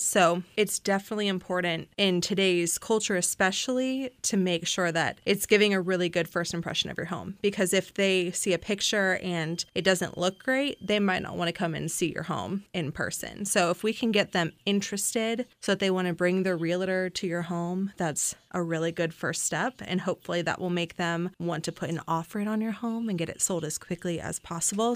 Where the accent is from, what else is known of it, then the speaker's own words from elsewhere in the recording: Florida, United States; moved away as an adult; now in Virginia, United States; I am from Florida, and I moved up to Virginia for college